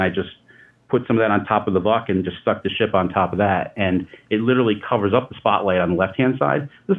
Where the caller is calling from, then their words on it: upstate New York, United States; I'm calling from upstate New York